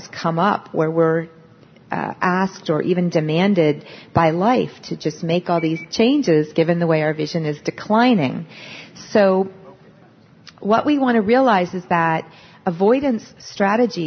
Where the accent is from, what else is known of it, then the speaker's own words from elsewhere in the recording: Pennsylvania, United States; I'm from Pennsylvania